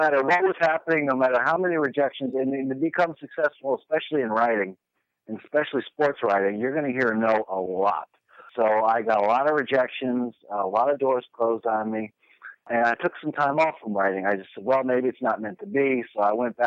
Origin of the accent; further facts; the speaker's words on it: New York City, New York, United States; I was born and raised in Manhattan, not Kansas, New York City.